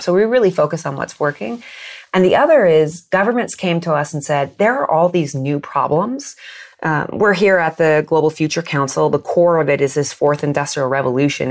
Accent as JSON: {"language": "English", "country": "United States", "tie": "born or raised there", "said": "I grew up in the United States"}